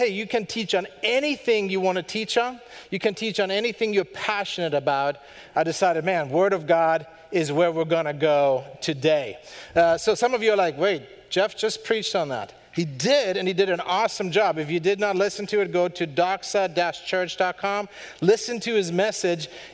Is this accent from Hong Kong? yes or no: no; Germany; moved away; from Germany, born and raised